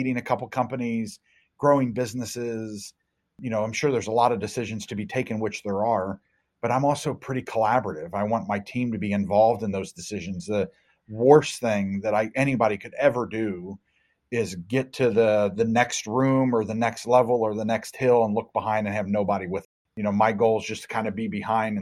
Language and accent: English; Cincinnati, Ohio, United States; my hometown of Cincinnati, Ohio area